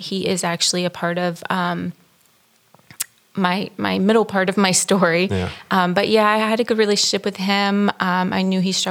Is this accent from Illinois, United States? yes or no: no; Panama City, Florida, United States; also born or lived in Alabama; I grew up in Panama City, Florida.